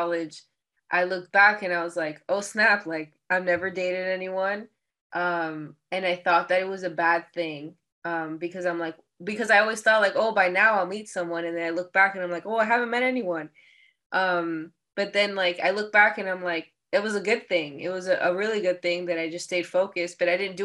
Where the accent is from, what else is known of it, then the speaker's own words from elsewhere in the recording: Miami, Florida, United States; I was born in Miami, Florida, but both my parents, so my people come from the Dominican Republic